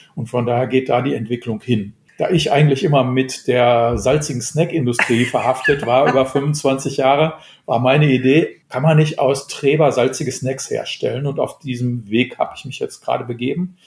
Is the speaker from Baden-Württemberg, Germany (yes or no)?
no; North Rhine-Westphalia, Germany; Ich bin Westfale